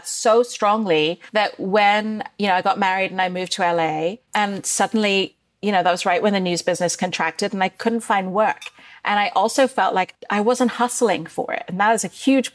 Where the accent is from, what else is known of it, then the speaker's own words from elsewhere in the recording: Dubai, United Arab Emirates; moved away; I grew up in Dubai during the first Gulf War